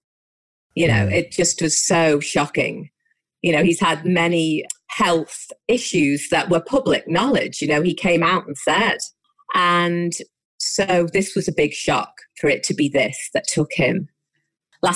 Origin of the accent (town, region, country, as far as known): Liverpool, North West England, United Kingdom; born or raised there